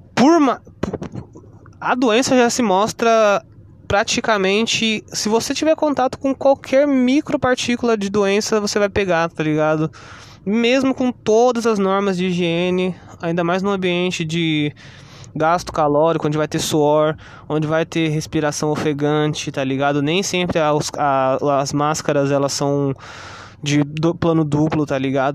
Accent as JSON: {"language": "Portuguese", "country": "Brazil", "also_born_or_lived": "São Paulo, Brazil / Ubatuba, Brazil", "said": "nós brasileiros"}